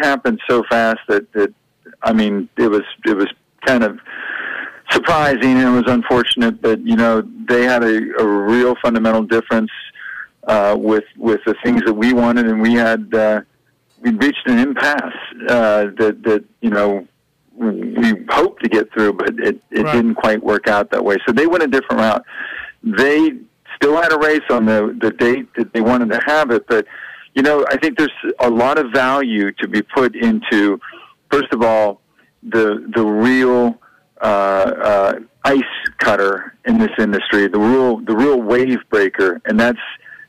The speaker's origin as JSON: {"language": "English", "region": "West Virginia", "country": "United States", "said": "I'm from West Virginia. We don't have a lot of traffic."}